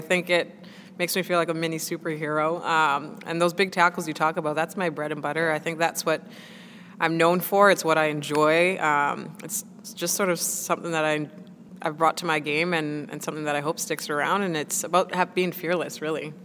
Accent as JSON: {"language": "English", "town": "Winnipeg", "region": "Manitoba", "country": "Canada", "tie": "born or raised there", "moved": "as an adult", "lives_now": "Nottingham, United Kingdom", "said": "playing in the NWSL is my first time uh, leaving my hometown of Winnipeg"}